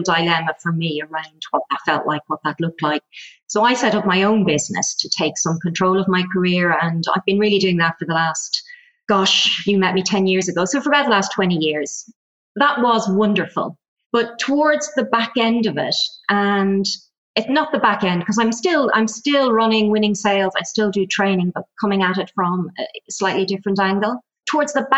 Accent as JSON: {"language": "English", "country": "Ireland", "also_born_or_lived": "Germany", "accent": "Irish", "moved": "as an adult", "said": "You'll probably tell from the accent, I'm Irish. So I kind of left Ireland, emigrated, lived in Germany"}